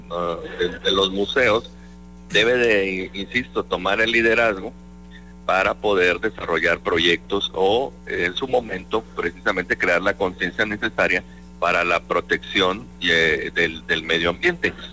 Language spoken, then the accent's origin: Spanish; Veracruz, Mexico; en mi pueblo lo más alto que tenemos es el médano del perro